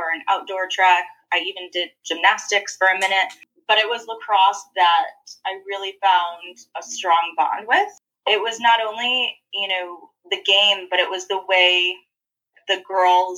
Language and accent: English; Corning, New York, United States; now in Charlotte, United States; I'm from Corning